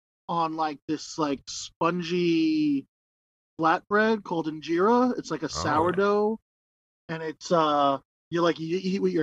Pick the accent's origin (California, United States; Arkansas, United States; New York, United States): New York, United States; moved away; I was born in dirt. I was raised in filth. I am from New York originally.